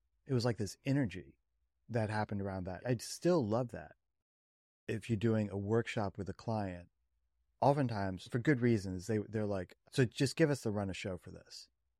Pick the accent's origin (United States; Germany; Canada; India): United States; Princeton, New Jersey; I grew up in Princeton, New Jersey.